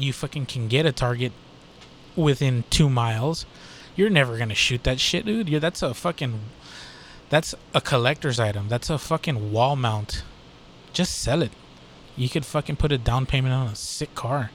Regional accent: Texas, United States; I'm from Texas.

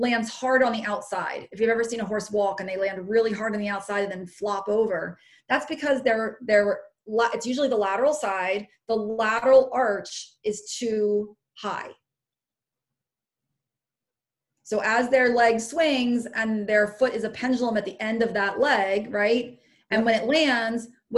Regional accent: Pennsylvania, United States; my home state

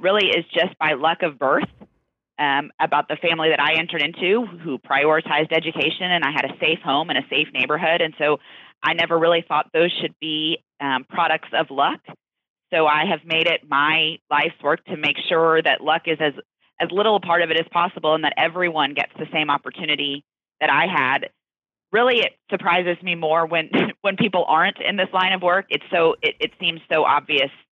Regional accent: Houston, Texas, United States; I grew up in Houston, Texas, which is where I'm still working now

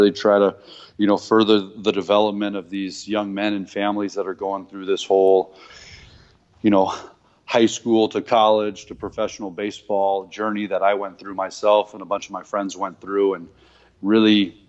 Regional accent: Naples, Campania, Italy; born there; also born or lived in Seoul, Korea / Newport, Rhode Island / Long Beach, California / San Diego, California; So we traveled kind of the world, you know, and Italy was where I was born in Napoli, Pozzuoli. No, I'm not actually of Italian descent, just by birth. And lived in Seoul, Korea, lived in Newport, Rhode Island, lived in Long Beach, California, lived in San Diego

